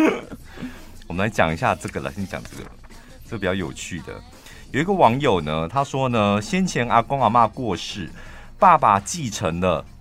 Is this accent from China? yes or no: no; Taichung, Taiwan; 我们台中人